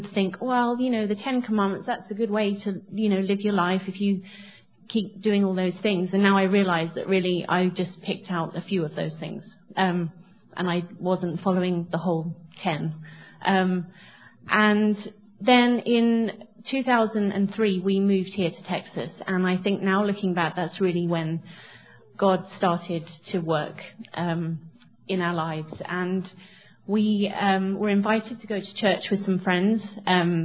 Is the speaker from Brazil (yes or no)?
no; England, United Kingdom; moved away; So I grew up in England in a Christian home